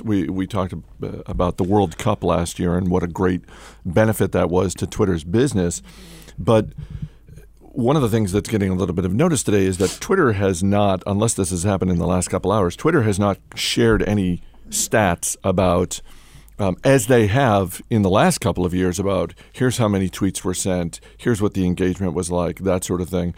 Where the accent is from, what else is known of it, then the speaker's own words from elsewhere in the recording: Waterville, Maine, United States; the college in my hometown. So, this is Colby College in Waterville, Maine.